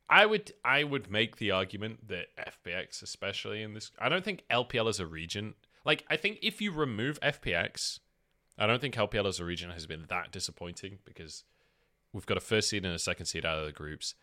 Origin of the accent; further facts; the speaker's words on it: United Kingdom; I'm British